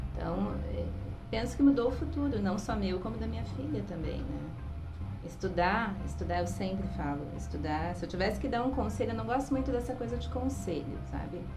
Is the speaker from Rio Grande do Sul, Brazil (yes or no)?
yes; Porto Alegre, Rio Grande do Sul, Brazil; moved away as an adult; also born or lived in interior of São Paulo; venho de uma cidade, venho de, sou de Porto Alegre.